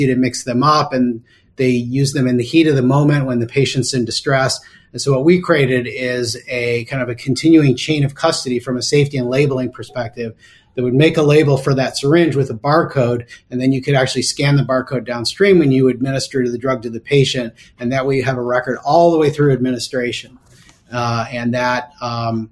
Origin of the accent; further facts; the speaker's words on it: Cleveland, Ohio, United States; it was also in my hometown.